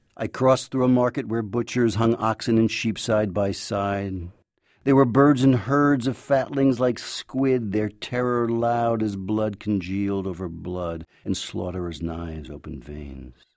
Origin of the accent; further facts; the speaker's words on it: United States; first language English; also born or lived in Jerusalem; I'm an American, but I also hold Israeli citizenship